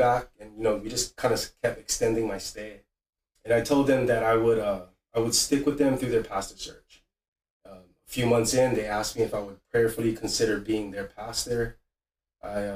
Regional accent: Hawaii, United States; growing up in Hawaii.

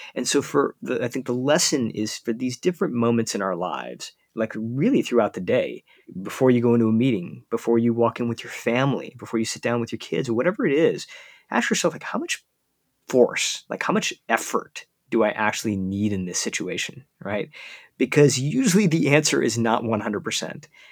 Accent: United States; as an Indian kid growing up in the United States

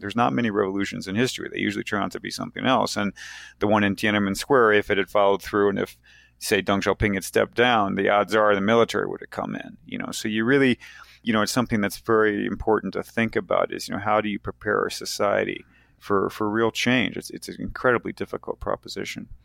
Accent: United States; moved away as an adult; also born or lived in China / Cairo, Egypt; I am certainly an American

